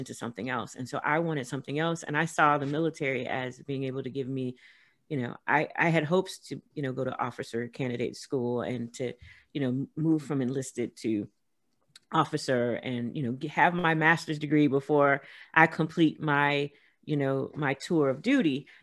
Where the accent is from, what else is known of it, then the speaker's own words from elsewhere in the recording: Los Angeles, California, United States; moved away as an adult; also born or lived in rural South; grew up in South Central